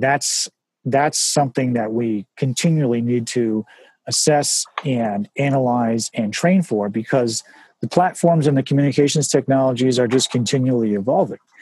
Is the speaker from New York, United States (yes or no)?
yes; White Plains, New York, United States; White Plains is an amazing place to grow up. The schools were amazing